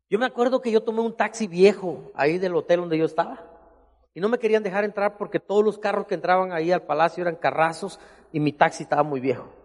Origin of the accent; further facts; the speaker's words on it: Matías Romero, Oaxaca, Mexico; Yo crecí en Matías Romero y yo tuve que aprender a componer relojes para estudiar.